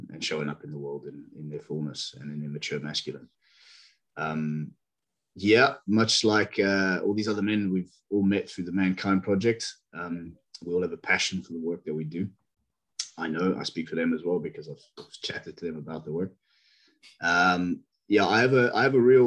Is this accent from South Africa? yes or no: yes; South Africa; also born or lived in Bristol, United Kingdom; now in United Kingdom; I'm from South Africa, but I'm currently just outside Bristol in the UK